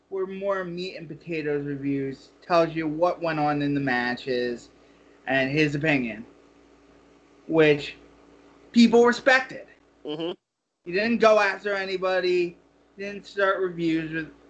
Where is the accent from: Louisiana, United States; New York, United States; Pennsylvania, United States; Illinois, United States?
Pennsylvania, United States; So we we're both from Pennsylvania